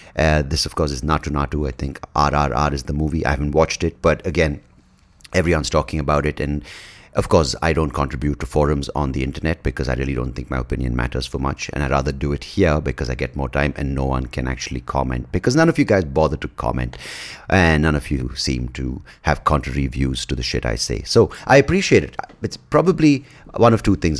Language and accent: English; Bangalore, Karnataka, India; accent: Indian; first language English; growing up in Bangalore, the emphasis was always, um, being proficient in English